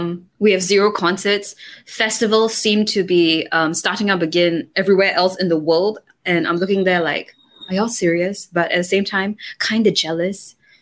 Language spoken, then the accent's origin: English; Singapore; I'm Singaporean.